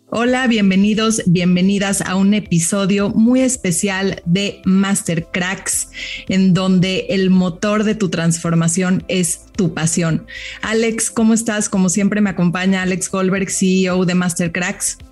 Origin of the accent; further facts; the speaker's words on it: Mexico; como mexicanos y mexicanas